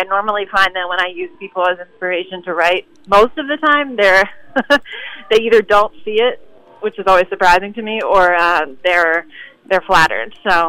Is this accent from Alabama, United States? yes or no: no; New York, United States; I don't know if that's just being a New Yorker or...